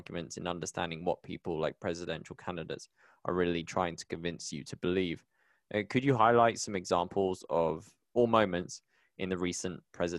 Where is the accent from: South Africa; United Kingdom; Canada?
United Kingdom; now in Colombia; as a British person living in Colombia